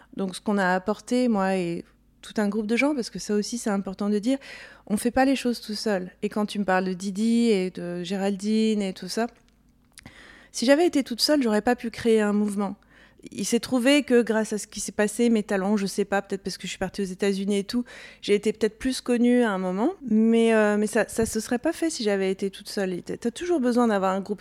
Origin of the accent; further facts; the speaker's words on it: Corsica, France; now in United States; j'ai grandi en Corse